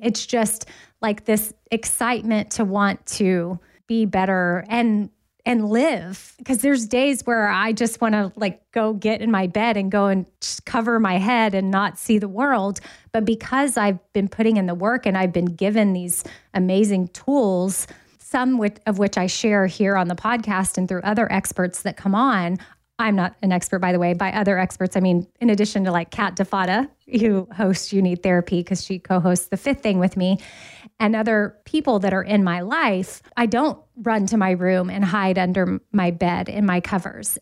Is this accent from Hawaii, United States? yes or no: no; Austin, Texas, United States; now in Nashville, United States; Austin, which is my hometown, I would move back there because I currently live in Nashville